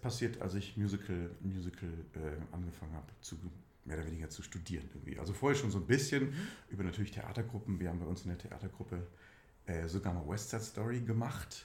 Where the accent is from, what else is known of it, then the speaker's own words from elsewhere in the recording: Schmelz, Saarland, Germany; moved away as an adult; also born or lived in Berlin; Ich komme, bin ein absolutes Landei. Ich komme aus Primsweiler. Dieses kleine Dörfchen gehört zur Gemeinde Schmelz. Und diese Gemeinde Schmelz gehört zum Landkreis Saarlouis